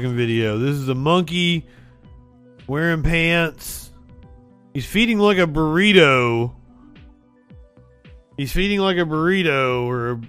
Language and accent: English; Eastern Kentucky, United States; I'm from Eastern Kentucky. I was doing local news